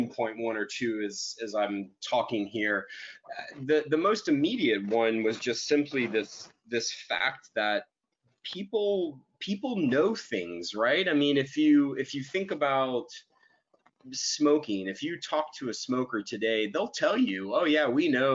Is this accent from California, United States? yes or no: no; Dallas, Texas, United States; I was born and raised in Dallas, Texas